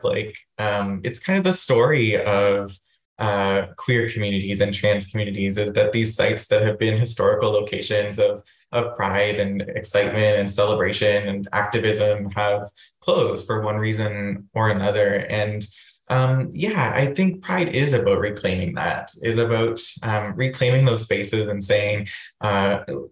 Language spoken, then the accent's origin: English; Waterloo, Ontario, Canada; now in London, Canada; growing up in Waterloo